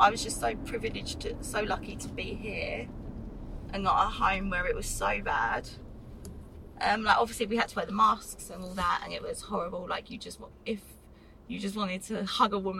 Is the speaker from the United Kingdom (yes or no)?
yes; Essex, East of England, United Kingdom; moved away as an adult; also born or lived in London; now in Australia; So I was from London, but then lived in Essex for most of my life